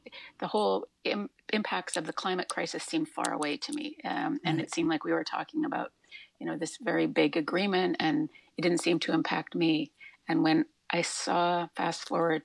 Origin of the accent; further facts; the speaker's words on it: Alberta, Canada; moved away as an adult; also born or lived in New York City area; now in New York City, United States; I was born and raised in Canada, in Alberta, and I spent now half my life in the New York City area